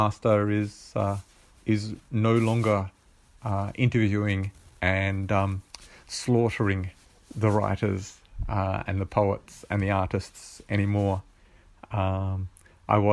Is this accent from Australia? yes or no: yes; South Australia, Australia; I'm from Australia, from South Australia, and I'm quite possibly the most southern located submitter